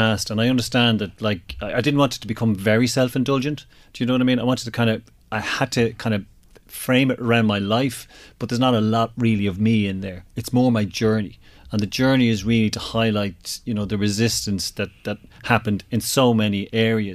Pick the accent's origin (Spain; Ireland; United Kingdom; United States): Ireland; also born or lived in Drogheda; I'm very proud of being Irish.